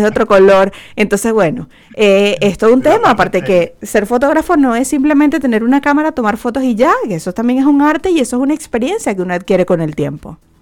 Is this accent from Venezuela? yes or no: yes; Venezuela; now in Chile; siendo venezolanos